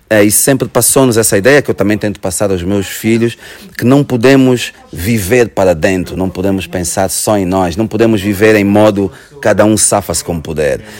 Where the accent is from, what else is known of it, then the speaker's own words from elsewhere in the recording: Angola; moved away as an adult; now in Portugal; eu vim de Angola com 18 anos. E, e, quando emigrei para Portugal eu já era muito angolano, não é?